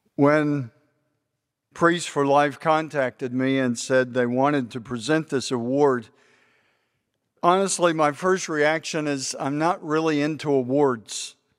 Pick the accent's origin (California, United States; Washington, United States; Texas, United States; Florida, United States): Texas, United States; we're both from Texas